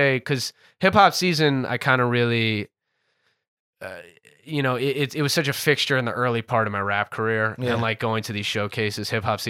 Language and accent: English; New Jersey, United States; also born or lived in Gettysburg, Pennsylvania; I'm from New Jersey.